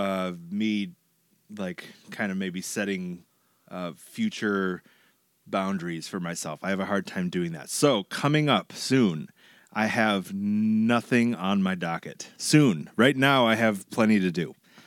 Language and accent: English; New Hope, Minnesota, United States; also born or lived in Eau Claire, Wisconsin / St. Paul, Minnesota; now in Crystal, United States; I grew up in New Hope, which is one suburb to the west of where we are.